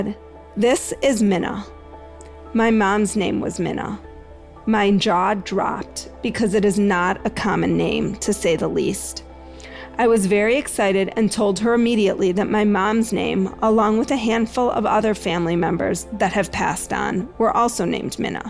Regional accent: Greensboro, North Carolina, United States; my hometown of Greensboro, North Carolina

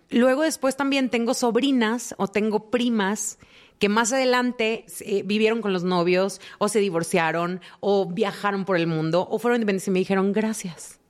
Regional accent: Mexico; siendo latinas, siendo mexicanas, la mayoría venimos como de familias donde se espera algo de ti

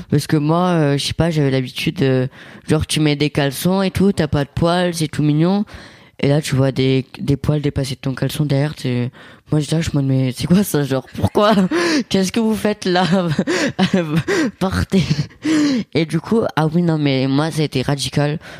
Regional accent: Italy; parce que moi je suis italien et mon père c'est cliché italien, petit, euh, poilu

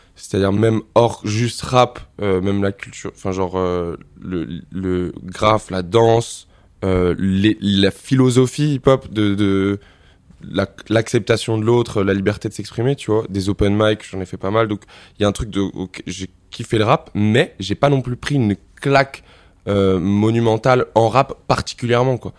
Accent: Montmorency, Île-de-France, France; j'ai grandi dans le 95, à Montmorency.

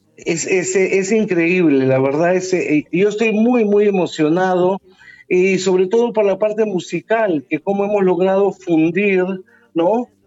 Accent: Peru; yo soy sudamericano también, del Perú.

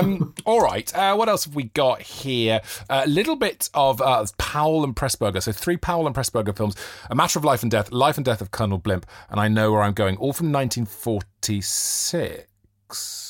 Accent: Wales, United Kingdom; I feel like as a Welshman, there isn't an accepted Welsh identity of being above working class.

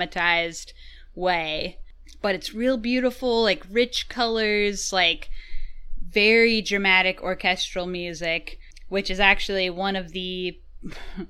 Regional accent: United States; I am American

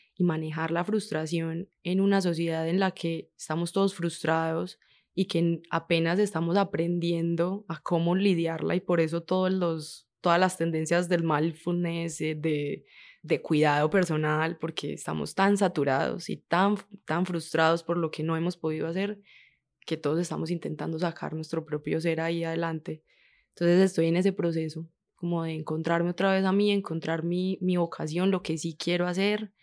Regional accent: Medellín, Antioquia, Colombia; Yo soy de Medellín, de San Javier y la América

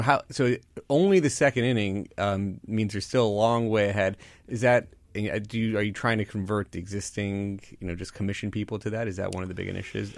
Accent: Florida, United States; moved away; I grew up down in Florida

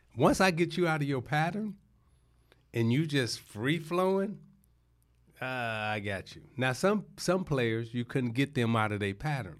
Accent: Chicago, Illinois, United States; moved away as an adult; also born or lived in Detroit; I was born in Chicago. My teenage years, I say, is Chicago.

